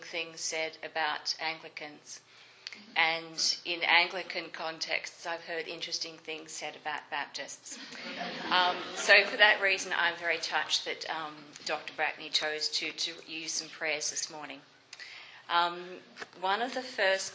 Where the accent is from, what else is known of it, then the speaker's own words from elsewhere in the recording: Melbourne, Victoria, Australia; now in Canada; the church that I grew up in Melbourne, Australia